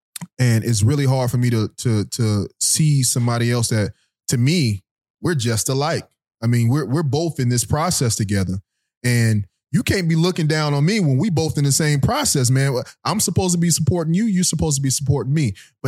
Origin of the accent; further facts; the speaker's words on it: Guilford, Florida, United States; I went to St. Elizabeth Worship Center growing up in Guilford, Florida.